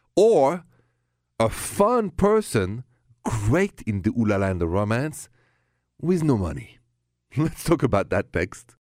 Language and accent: English; France; accent: thick French; my thick French accent